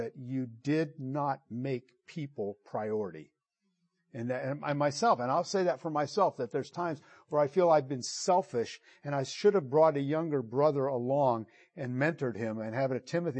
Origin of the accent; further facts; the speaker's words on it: Italy; moved away; I grew up in Italy, and we loved Italian foods and gourmet food